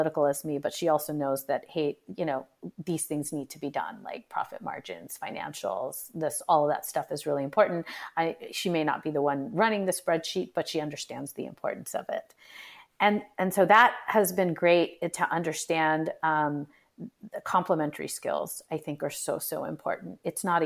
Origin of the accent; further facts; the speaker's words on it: United States; Even though I'm in Indian ethnic descent, I was born and brought up here.